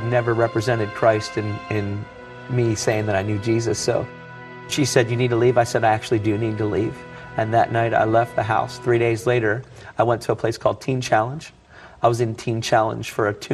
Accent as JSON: {"language": "English", "town": "Elizabethtown", "region": "Pennsylvania", "country": "United States", "tie": "born or raised there", "said": "I grew up in the Masonic Homes in Elizabethtown"}